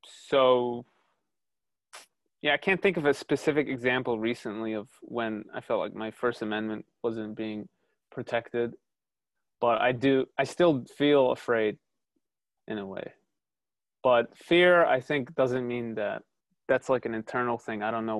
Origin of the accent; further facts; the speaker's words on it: Cleveland, Ohio, United States; born there; I was born in Cleveland. I've lived in the United States 99.9% of my life. I do consider myself American, but it feels like I still don't belong.